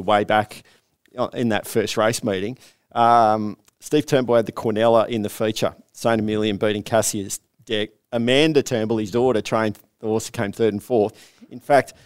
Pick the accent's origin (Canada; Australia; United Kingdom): Australia; Canberra, Australian Capital Territory; I was born in Canberra.